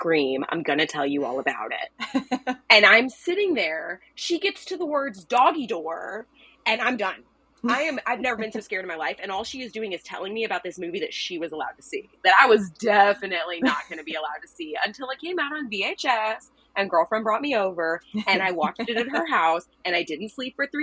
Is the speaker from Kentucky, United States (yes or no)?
yes; Louisville, Kentucky, United States; I'm from Louisville, Kentucky